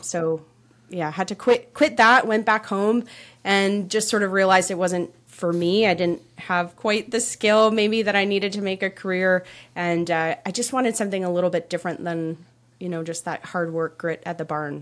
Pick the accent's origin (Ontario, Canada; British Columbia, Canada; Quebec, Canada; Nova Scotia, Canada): Ontario, Canada; just outside of Toronto; I grew up in Canada, just outside of Toronto